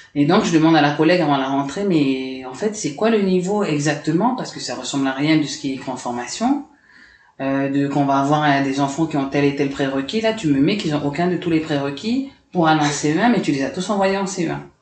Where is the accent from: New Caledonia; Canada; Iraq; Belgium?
New Caledonia; Dumbéa, South Province; also born or lived in Paris, France / Lifou, New Caledonia / Nouméa, New Caledonia; je suis restée là-bas 5-6 ans, en fait, le temps que les, événements s'arrêtent. Et on est rentré ici en 89